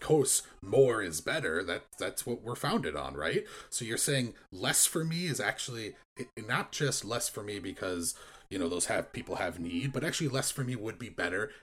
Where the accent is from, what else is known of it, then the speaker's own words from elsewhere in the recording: United States; growing up in American Christian culture